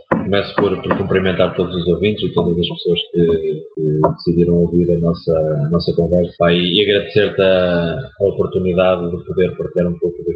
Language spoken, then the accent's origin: Portuguese; Oliveira do Bairro, Centro, Portugal; also born or lived in Sangalhos / Coimbra; sou de Oliveira do Bairro, distrito de Aveiro